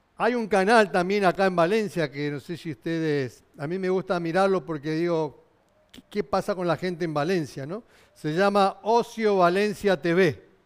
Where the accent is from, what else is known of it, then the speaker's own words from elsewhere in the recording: Argentina; yo somos argentino